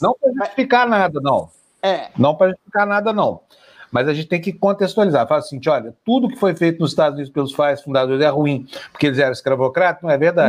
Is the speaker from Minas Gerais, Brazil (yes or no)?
yes; Uberlândia, Minas Gerais, Brazil; lá da minha cidade, Uberlândia